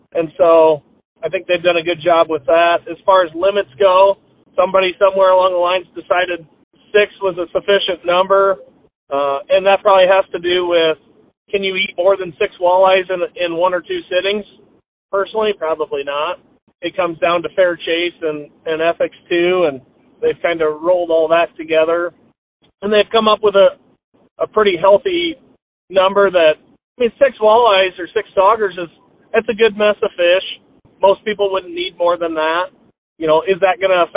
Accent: United States; I grew up on Pool 14 of the Mississippi River

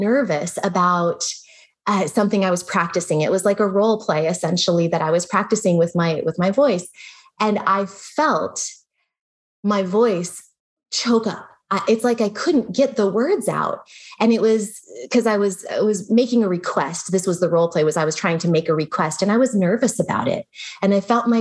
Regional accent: United States; also born or lived in Germany; I'm talking more as an American

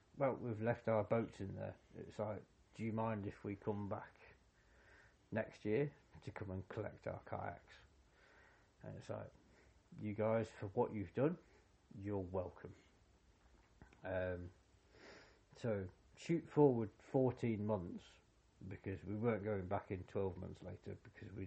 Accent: United Kingdom; as a Brit in Argentina

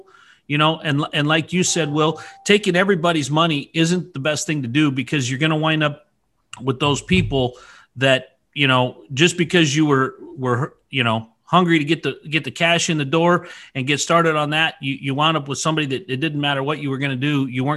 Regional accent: Idaho, United States; born and raised in Idaho

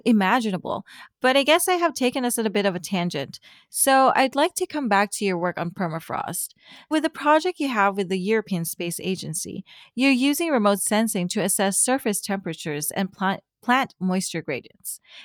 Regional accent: Philippines; I come from the Philippines, and there's a huge difference between my country, a tropical country

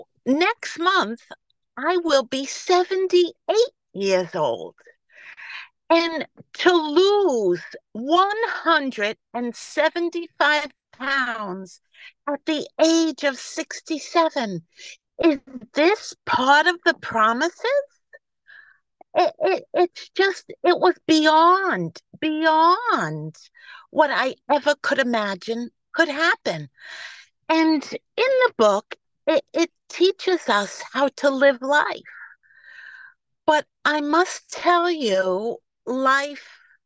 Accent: New York, United States; accent: New York; I am gratefully recovered from New York, if you can't tell by my New York accent.

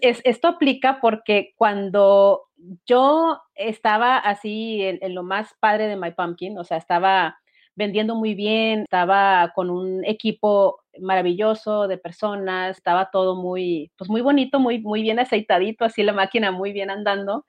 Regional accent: Mexicali, Baja California, Mexico; yo soy de Mexicali, Baja California

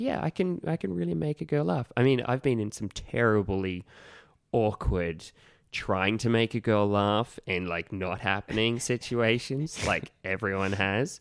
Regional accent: Gunnedah, New South Wales, Australia; now in Sydney, Australia; my hometown of Gunnedah

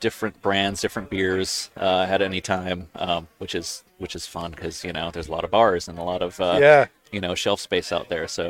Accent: Nashua, New Hampshire, United States; moved away as an adult; also born or lived in New Orleans, Louisiana; I grew up in Nashua, went to UNH, got a degree in film and photography, ended up moving down south to New Orleans for about 10 years

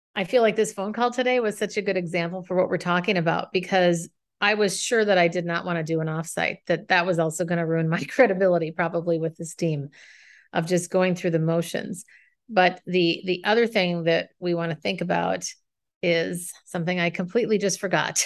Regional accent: Minnesota, United States; moved away as an adult; now in San Francisco, United States; I left my hometown of Minnesota to move to San Francisco

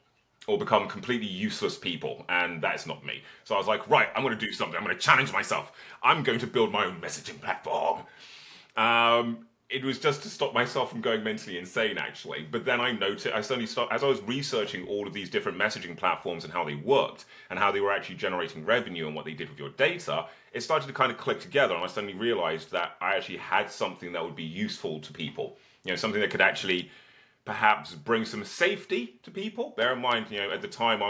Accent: Birmingham, West Midlands, United Kingdom; I was born in Birmingham in the 1980s. I was homeschooled and had a childhood of protests

